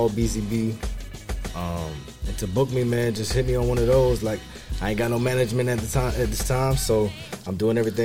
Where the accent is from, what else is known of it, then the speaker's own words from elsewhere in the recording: Chicago, Illinois, United States; my hometown, Chicago, Illinois.